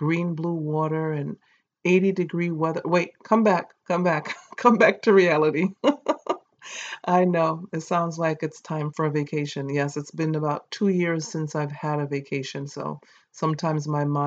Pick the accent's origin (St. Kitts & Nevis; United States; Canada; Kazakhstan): St. Kitts & Nevis; accent: Caribbean; I was born in St. Kitts